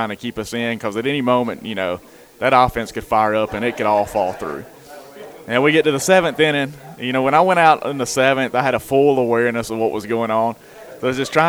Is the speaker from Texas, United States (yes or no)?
no; Florence, Alabama, United States; my hometown, just to stay here amongst the city that I've grew up in. My whole life's been here